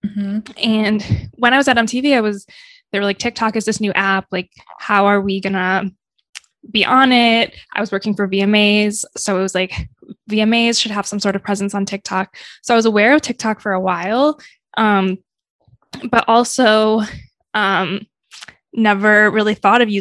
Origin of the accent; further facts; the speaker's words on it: Michigan, United States; moved away as an adult; now in New York, United States; I'm originally from Michigan, and growing up, I always just wanted to leave Michigan